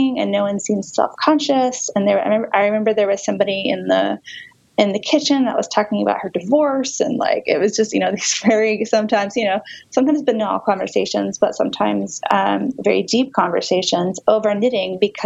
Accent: Charlotte, North Carolina, United States; I grew up in Charlotte, which for a long time was seen as a very conservative banking town

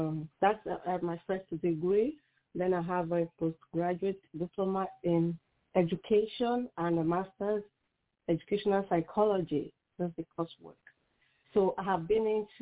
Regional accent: Nigeria; I am from Nigeria, and I am a mother, a wife, a pastor, and author

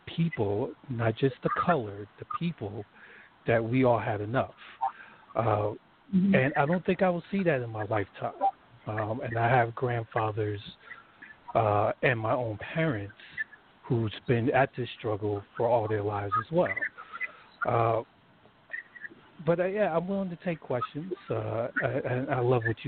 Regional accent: New Jersey, United States; I was born and raised in New Jersey

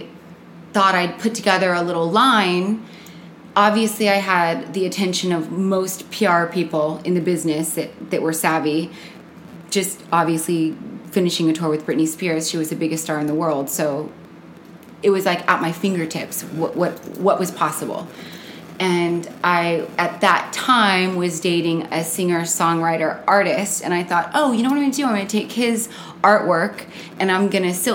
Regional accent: Costa Mesa, California, United States; moved away as an adult; now in Los Angeles, United States; I'm from Orange County. I grew up in Costa Mesa.

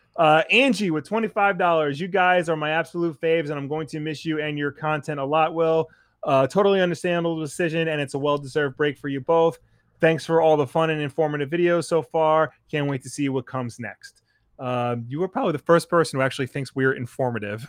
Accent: Long Island, New York, United States; I'm some schmuck from Long Island

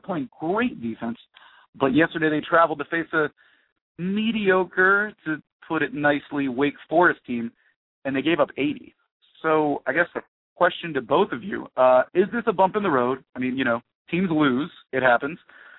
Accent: South Florida, United States; I'm from South Florida

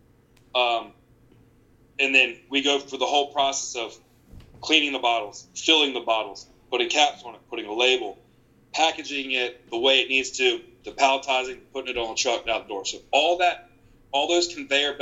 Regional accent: Eastern North Carolina, United States; I'm from Eastern North Carolina

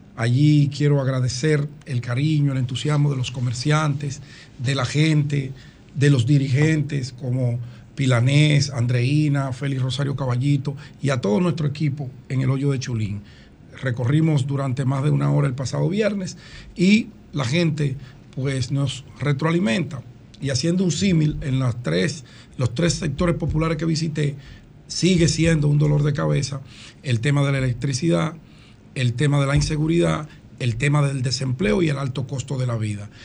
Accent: Dominican Republic; mi infancia y mi juventud en la Agustinita

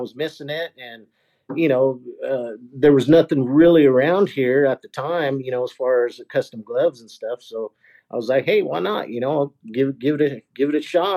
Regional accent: Arizona, United States; also born or lived in West Texas; now in Texas, United States; being a native of Arizona

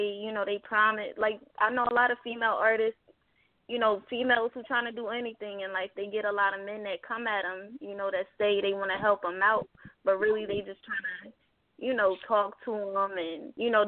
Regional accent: Harrisburg, Pennsylvania, United States; moved away as an adult; now in Atlanta, United States; we was in my hometown at the time, Harrisburg

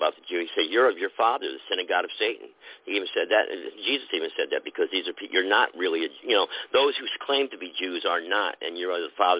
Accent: New Haven, Connecticut, United States; I'm from New Haven, Connecticut.

